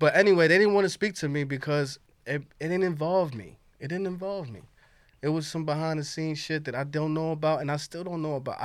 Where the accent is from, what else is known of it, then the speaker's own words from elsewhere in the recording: New York City, New York, United States; I'm from Harlem